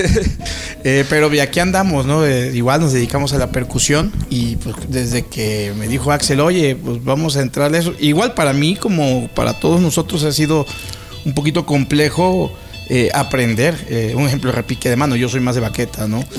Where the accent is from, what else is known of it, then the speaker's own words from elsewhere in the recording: Juan Díaz Covarrubias, Veracruz, Mexico; soy de Juan Díaz Covarrubias